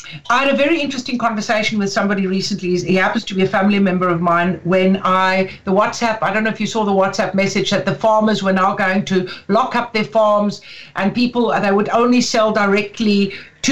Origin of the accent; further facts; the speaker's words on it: Karoo, South Africa; now in Dublin, Ireland; I come from the Karoo